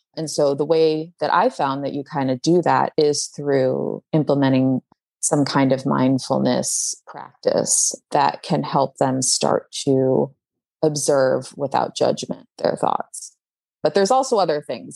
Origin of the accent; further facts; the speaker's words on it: Chicago, Illinois, United States; I grew up in Chicago